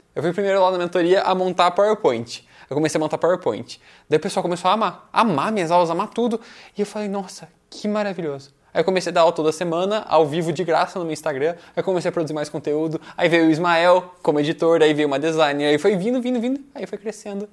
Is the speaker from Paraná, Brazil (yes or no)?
yes; Curitiba, Paraná, Brazil; also born or lived in Foz do Iguaçu, Brazil / United States; eu nasci em Foz do Iguaçu, na fronteira com o Paraguai, aí eu vim para cá, para Curitiba, aos 5 anos de idade